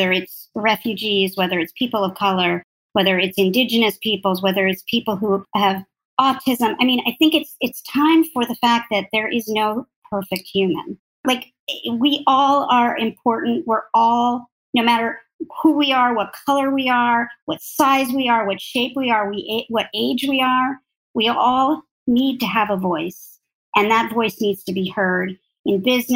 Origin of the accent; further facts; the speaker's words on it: near Albany, New York, United States; I grew up near Albany